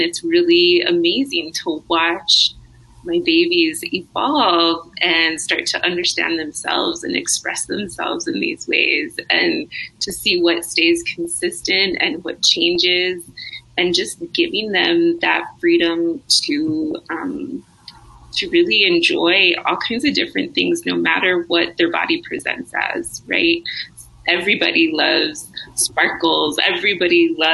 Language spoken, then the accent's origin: English; northern New Mexico, United States; I'm from New Mexico, tiny town up in northern New Mexico